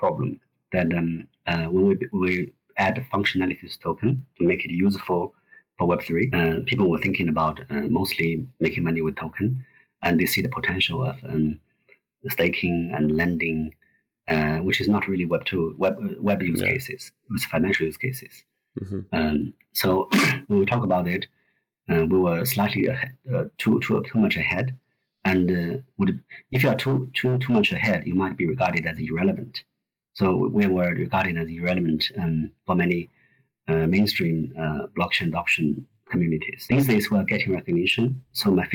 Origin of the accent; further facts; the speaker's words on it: Gobi Desert, Inner Mongolia, China; now in Sydney, Australia; I was born in Gobi Desert. That's the area that connects China with Inner Mongolia